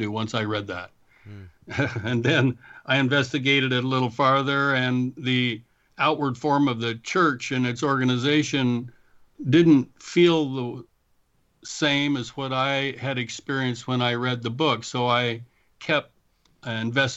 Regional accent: Tygh Valley, Oregon, United States; also born or lived in Ontario, Oregon / Anchorage, Alaska; I grew up in Oregon. I was born in Oregon City, so I'm an Oregonian from the beginning till this point. I grew up mostly in a little small town called Tie Valley

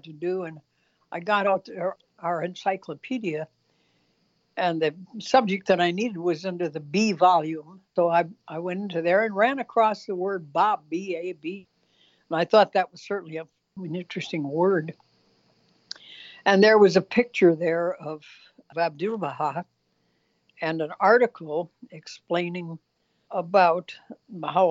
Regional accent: southwestern Michigan, United States; I grew up in Michigan, in southwestern Michigan, and so I'm a Great Lake child

